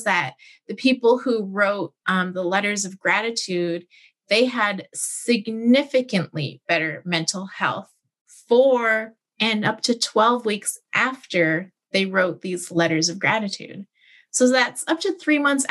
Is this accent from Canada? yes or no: yes; Canada